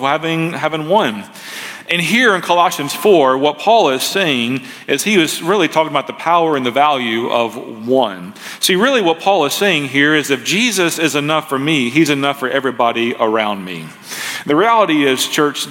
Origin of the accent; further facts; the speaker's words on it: Memphis, Tennessee, United States; moved away as an adult; also born or lived in Marysville, Ohio; I was raised as primarily by my grandparents as a boy growing up in Memphis